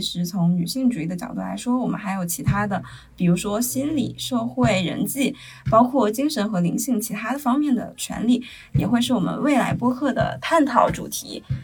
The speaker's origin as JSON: {"language": "Chinese", "town": "Handan", "region": "Hebei", "country": "China", "said": "我们邯郸人"}